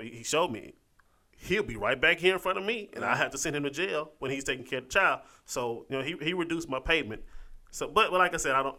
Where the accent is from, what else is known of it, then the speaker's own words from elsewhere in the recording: Dallas, Texas, United States; moved away as an adult; also born or lived in Grambling, Louisiana; now in Meridian, United States; I was from Dallas